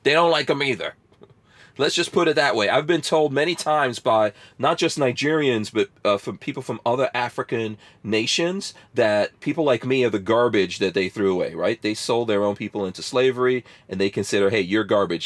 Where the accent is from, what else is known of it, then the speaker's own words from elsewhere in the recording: Guyana; now in United States; I was born in Guyana, and I'm half black and half Indian